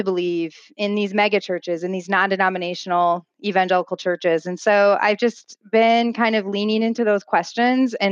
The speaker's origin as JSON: {"language": "English", "region": "Midwest", "country": "United States", "tie": "born or raised there", "said": "I grew up in the Midwest"}